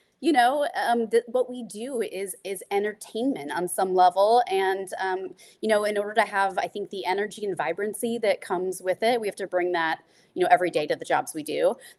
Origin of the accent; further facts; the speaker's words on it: Midwest, United States; Like being a Midwesterner, Burnett is it's just the bullseye, it's the goal, and I love it.